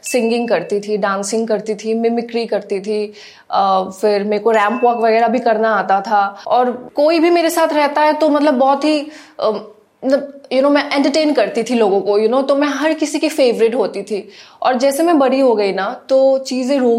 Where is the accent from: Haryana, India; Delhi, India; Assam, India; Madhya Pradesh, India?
Assam, India; first language Assamese; Hindi is a second language; now in Mumbai, India; मेरी mother tongue जो है हाँ, हाँ। वो एसमिस है अच्छा। तो इसलिए हिंदी बोलने में कभी कभी ऐसा फनी लग जाता है बट हाँ। सीख रही हूँ अभी भी